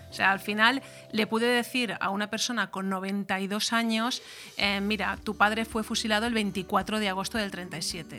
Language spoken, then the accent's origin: Spanish; Callosa, Valencian Community, Spain; formar parte de, una institución como el ayuntamiento de, de mi pueblo, de Callosa